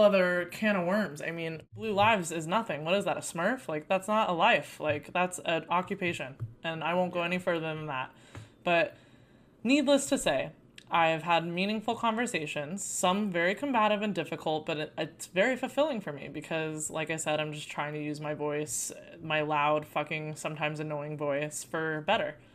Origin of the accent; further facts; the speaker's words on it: Arizona, United States; I grew up in Arizona